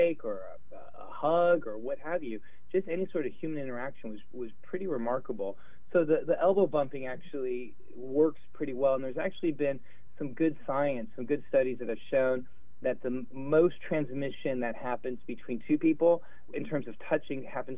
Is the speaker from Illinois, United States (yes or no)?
no; Los Angeles, California, United States; now in New Orleans, United States; I grew up in Los Angeles when I was a little boy